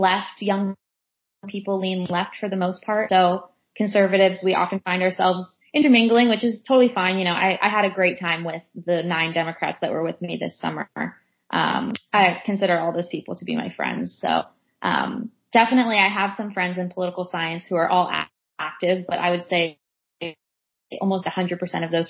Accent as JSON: {"language": "English", "area": "San Francisco Bay Area", "region": "California", "country": "United States", "tie": "born or raised there", "also_born_or_lived": "Los Angeles", "said": "I was born and raised in the Bay Area, San Francisco Bay Area, then moved to Los Angeles for college."}